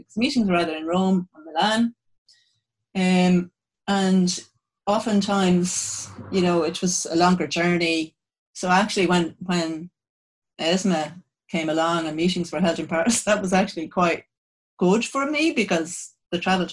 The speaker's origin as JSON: {"language": "English", "country": "Ireland", "said": "as an Irish person"}